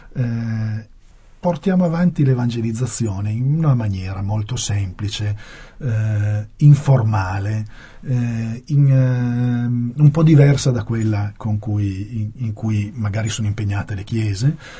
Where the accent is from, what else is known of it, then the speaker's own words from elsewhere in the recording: Turin, Piedmont, Italy; io sono di Torino